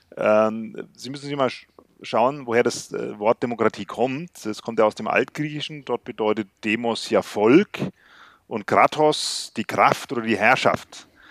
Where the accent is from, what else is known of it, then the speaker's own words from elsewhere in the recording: West Germany, Germany; ich bin selbst in Westdeutschland geboren, aber wir hatten Verwandte in Sachsen